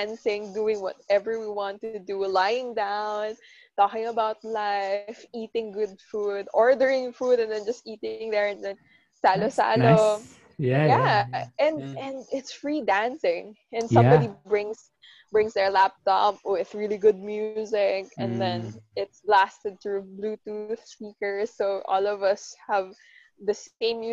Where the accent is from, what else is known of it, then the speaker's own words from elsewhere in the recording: Philippines; the Filipinos